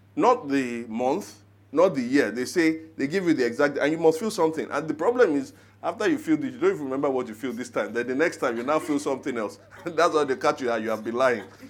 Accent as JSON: {"language": "English", "country": "Nigeria", "said": "I'm Nigerian"}